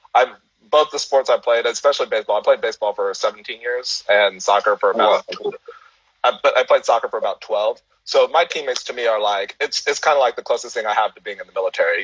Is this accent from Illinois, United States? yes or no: no; San Francisco Bay Area, California, United States; moved away as an adult; also born or lived in Miami / Houston, Texas; I moved back home